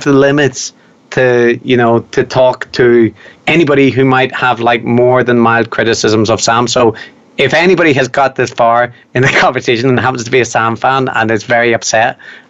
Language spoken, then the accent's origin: English; Ireland; I'm Irish